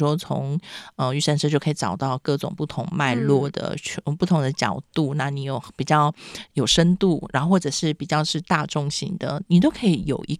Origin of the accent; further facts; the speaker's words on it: Penghu County, Taiwan; 因为我们其实你知道，在澎湖长大，就爸妈去工作，你每天就是要跟阿公阿妈相处，阿公阿妈就会讲古给你听啊